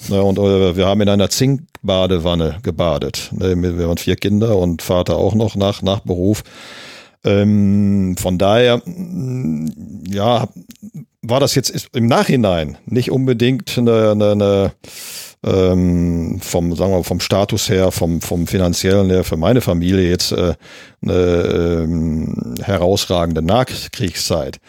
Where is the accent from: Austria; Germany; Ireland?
Germany; Gelsenkirchen, North Rhine-Westphalia; ich bin ja gebürtiger Gelsenkirchener, in Gelsenkirchen-Ückendorf geboren